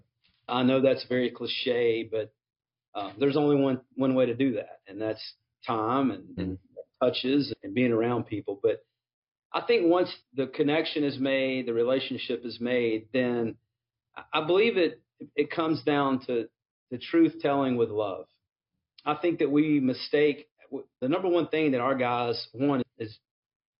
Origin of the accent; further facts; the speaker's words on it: Mississippi, United States; I was also growing up in Mississippi during the time of the rise of the SEC.